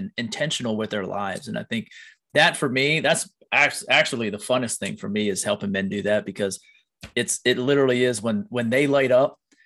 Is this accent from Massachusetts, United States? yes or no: no; Pennsylvania, United States; I grew up in Pennsylvania